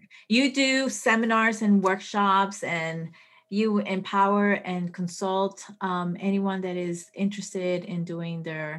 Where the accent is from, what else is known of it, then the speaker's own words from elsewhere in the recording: Colombia; born there; also born or lived in Puerto Rico; I was born in Colombia. So my parents traveled a lot. So I wasn't, you know, my brother's from Venezuela, you know, I lived in Puerto Rico, like I traveled.